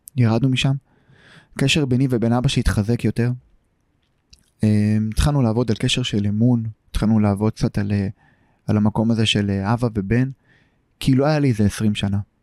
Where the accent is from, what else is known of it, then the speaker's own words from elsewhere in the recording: Tel Aviv, Tel Aviv District, Israel; also born or lived in Tel Kabir, Tel Aviv; גדלתי בשכונת פלורנטין